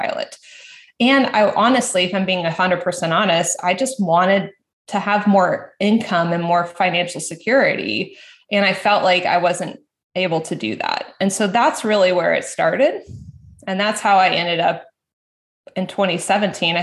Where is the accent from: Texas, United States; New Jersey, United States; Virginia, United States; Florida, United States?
Florida, United States; when we moved back to Florida. I'm from Florida.